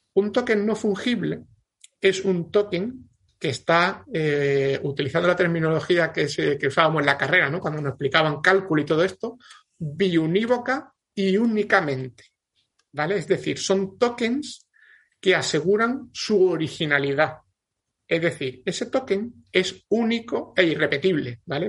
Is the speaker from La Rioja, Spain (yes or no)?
no; Andalusia, Spain; yo como soy andaluz